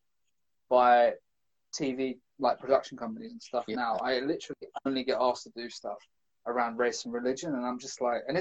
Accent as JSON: {"language": "English", "region": "London", "country": "United Kingdom", "said": "I'm from London, I'm from the city, I'm not used to going to the countryside"}